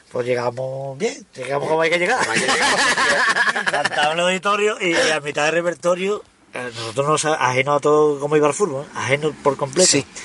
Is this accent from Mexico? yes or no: no; Basque Country, Spain; Aunque yo soy vasco, vasco.